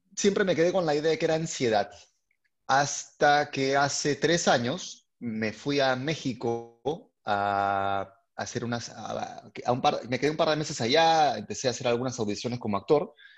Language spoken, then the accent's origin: Spanish; Lima, Peru; yo eh, soy de Lima, eh, Perú